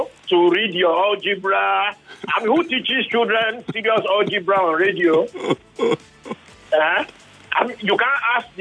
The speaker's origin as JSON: {"language": "English", "region": "Lagos", "country": "Nigeria", "tie": "born or raised there", "said": "I grew up in Ikoyi"}